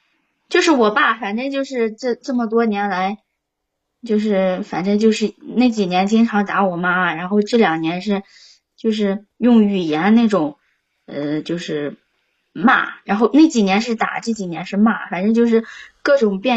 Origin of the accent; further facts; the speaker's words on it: Shuozhou, Shanxi, China; 啊，山西朔州的。